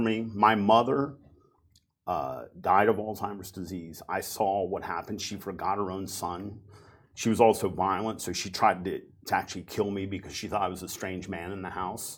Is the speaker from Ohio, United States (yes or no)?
yes; Cincinnati, Ohio, United States; a company in my hometown, Cincinnati, Ohio, called Procter and Gamble.